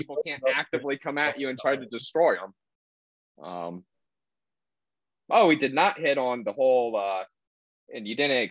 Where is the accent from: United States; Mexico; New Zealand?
Mexico; I'm Mexican